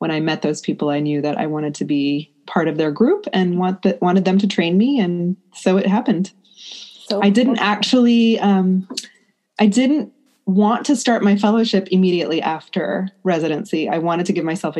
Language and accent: English; United States; I'm an Indian American woman. I was raised in the U.S. My parents are born in India and came here in the 70s